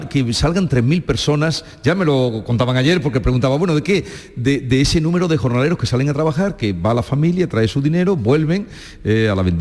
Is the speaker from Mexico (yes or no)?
no; Jódar, Andalusia, Spain; ya estamos en mi pueblo.